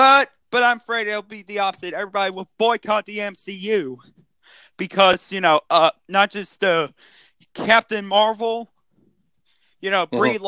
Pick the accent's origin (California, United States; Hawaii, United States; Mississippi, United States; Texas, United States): Texas, United States; It got cooled down during the rainy season in my home state of Texas.